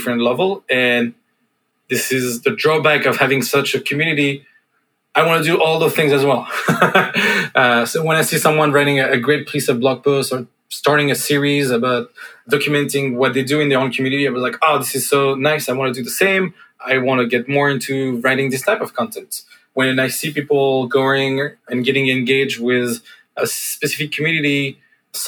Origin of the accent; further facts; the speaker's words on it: France; accent: French; English is a second language; moved away; I'm not native and I come from France. So sometimes I speak with a bit of French accent.